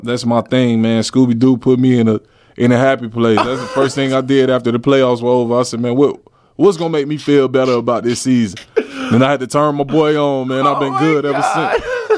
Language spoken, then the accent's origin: English; Miami, Florida, United States; moved away as an adult; also born or lived in Atlanta, Georgia; now in Darwin, Australia; I'm from Miami, Florida. I was born in Atlanta, Georgia